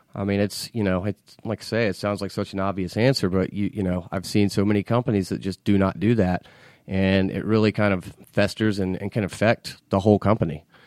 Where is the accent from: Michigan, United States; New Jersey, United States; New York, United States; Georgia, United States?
Georgia, United States; Marietta; I grew up here in Atlanta, um, in Marietta, not too uh, just yeah. a few miles north of the city